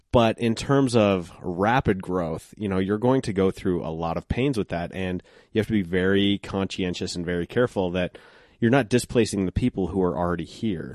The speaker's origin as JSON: {"language": "English", "town": "Golden", "region": "Colorado", "country": "United States", "tie": "born or raised there", "lives_now": "Denver, United States", "said": "I grew up in Golden"}